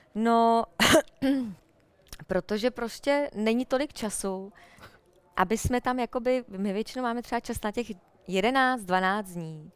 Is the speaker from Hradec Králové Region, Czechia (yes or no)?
yes; Jičín, Hradec Králové Region, Czechia; já jsem vyrůstala v Jičíně, v paneláku